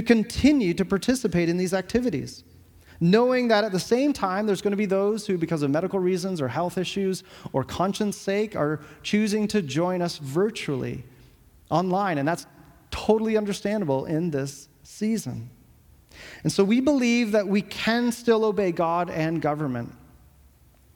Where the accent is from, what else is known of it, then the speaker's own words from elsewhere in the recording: Canada; as citizens of Canada in this country